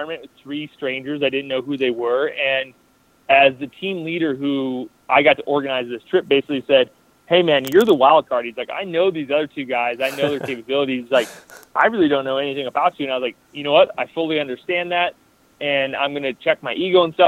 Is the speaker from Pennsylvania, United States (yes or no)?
no; Iowa, United States; I'm from Iowa.